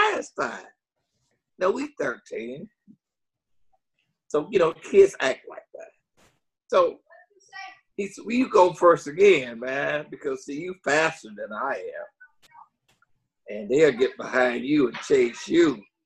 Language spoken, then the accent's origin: English; Jackson, Mississippi, United States; also born or lived in Milwaukee, Wisconsin; I'm from Jackson, Mississippi.